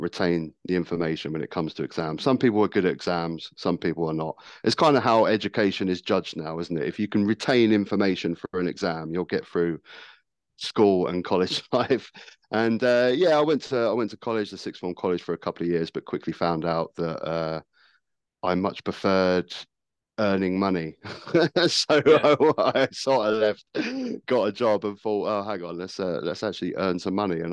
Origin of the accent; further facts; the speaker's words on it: Worthing, South East England, United Kingdom; also born or lived in Brighton; I grew up in Worthing, which is the town next to me in Brighton here